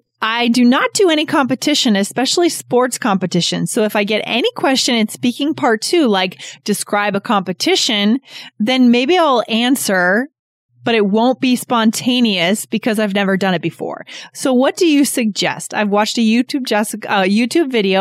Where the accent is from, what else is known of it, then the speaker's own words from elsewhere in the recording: Boston, Massachusetts, United States; I'm from Boston